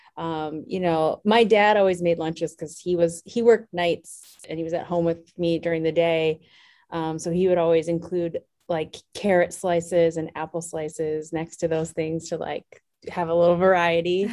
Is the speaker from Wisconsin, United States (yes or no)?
yes; Wisconsin, United States; I grew up in a relatively small town in Wisconsin. Um, so I'm from the Midwest